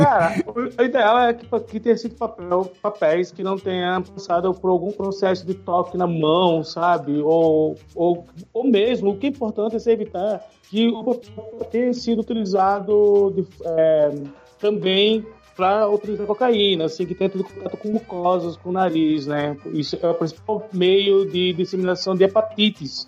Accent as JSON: {"language": "Portuguese", "town": "Maceió", "region": "Alagoas", "country": "Brazil", "moved": "yes", "lives_now": "São Paulo, Brazil", "said": "eu sou de Lagoas, eu sou de uma cidade litorânea, muito turística, né? Que é Maceió"}